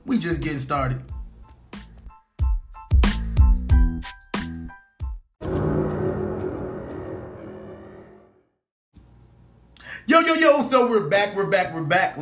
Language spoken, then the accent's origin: English; California, United States; now in Virginia, United States; I'm from California